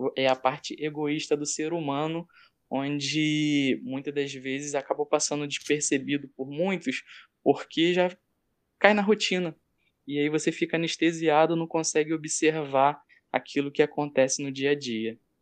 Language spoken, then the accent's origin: Portuguese; Brazil; nós somos brasileiros